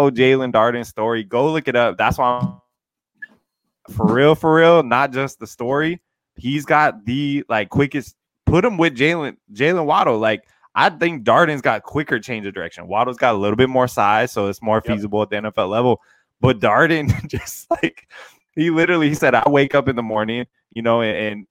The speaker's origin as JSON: {"language": "English", "town": "Seattle", "region": "Washington", "country": "United States", "moved": "yes", "lives_now": "Canada", "said": "I'm from the Seattle area, so I live in Canada now."}